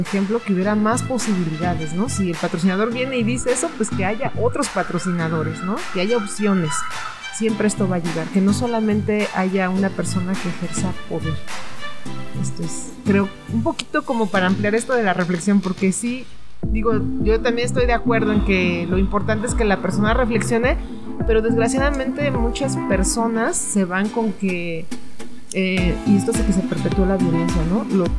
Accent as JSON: {"language": "Spanish", "country": "Mexico", "said": "somos mexicanos, mexicanas"}